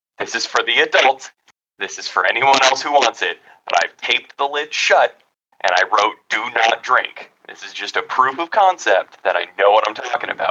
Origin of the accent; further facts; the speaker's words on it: California, United States; I'm from California